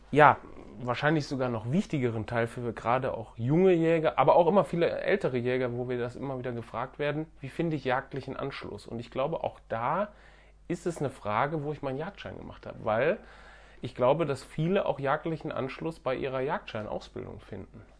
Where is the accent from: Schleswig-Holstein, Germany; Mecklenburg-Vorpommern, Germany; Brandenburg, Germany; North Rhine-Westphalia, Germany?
North Rhine-Westphalia, Germany; Düsseldorf; ich komme aus Düsseldorf ja. Ähm, Düsseldorf hat ja relativ viele Einwohner.